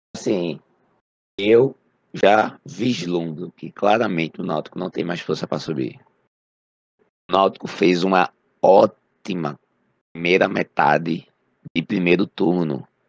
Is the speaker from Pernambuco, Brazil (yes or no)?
yes; Pernambuco, Brazil; como pernambucano